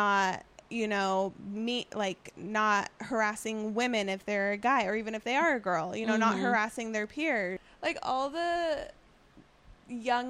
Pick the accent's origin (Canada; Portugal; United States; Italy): United States; growing up in East County